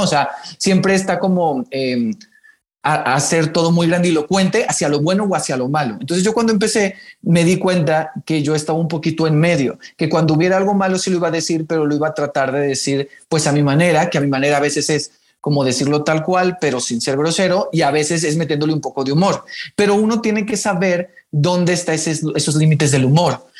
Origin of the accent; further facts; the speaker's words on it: Mexicali, Baja California, Mexico; yo soy de Mexicali, Baja California, entonces allá no hay mucho teatro